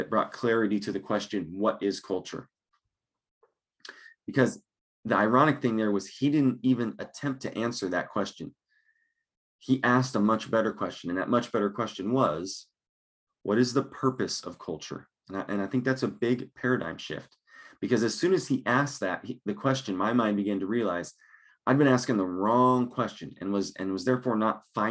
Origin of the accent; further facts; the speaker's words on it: Longmont, Colorado, United States; now in Lincoln, Nebraska, United States; I grew up in Longmont